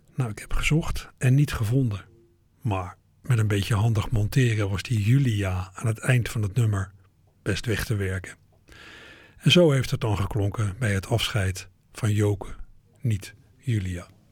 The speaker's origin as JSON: {"language": "Dutch", "country": "Netherlands"}